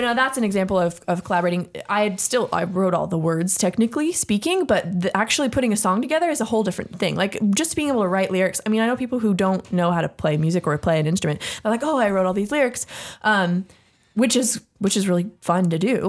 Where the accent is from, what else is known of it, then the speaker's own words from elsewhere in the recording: San Jose, California, United States; we were born and raised in Willow Glen, California